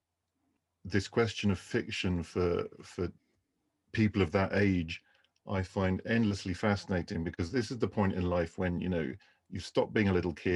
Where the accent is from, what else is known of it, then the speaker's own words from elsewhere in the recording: Canterbury, South East England, United Kingdom; I grew up in the southeast of England in the county of Kent